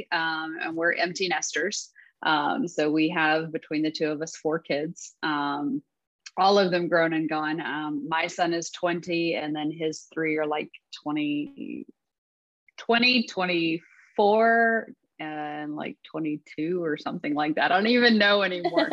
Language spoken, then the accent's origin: English; Texas, United States; I am from Texas. I have lived here pretty much all my life